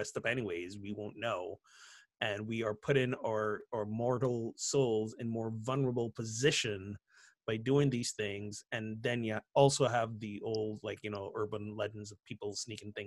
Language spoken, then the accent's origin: English; Barbados; Growing up in Barbados